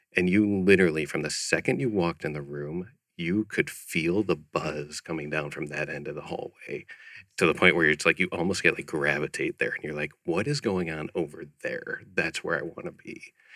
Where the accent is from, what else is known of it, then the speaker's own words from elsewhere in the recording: Chicago, Illinois, United States; moved away as an adult; also born or lived in Ohio; now in Scottsdale, United States; I grew up in Chicago area